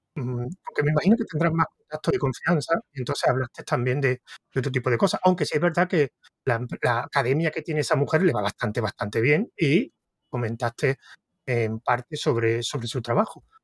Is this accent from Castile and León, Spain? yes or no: no; Córdoba, Andalusia, Spain; se nota que soy córdoba